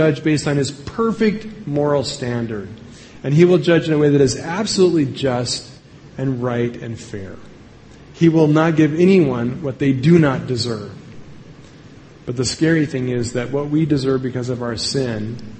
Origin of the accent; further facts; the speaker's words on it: Evergreen, Colorado, United States; from my hometown of Evergreen